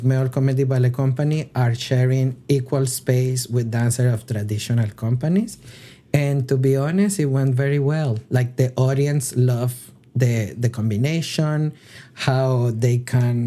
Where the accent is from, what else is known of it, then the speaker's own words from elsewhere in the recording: Colombia; moved away; I'm originally from Colombia